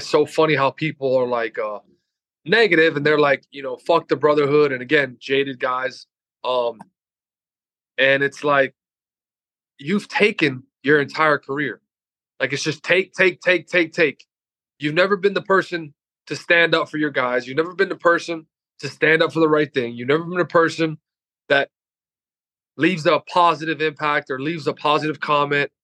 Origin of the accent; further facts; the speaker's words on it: Loxahatchee, Florida, United States; I grew up in Loxahatchee.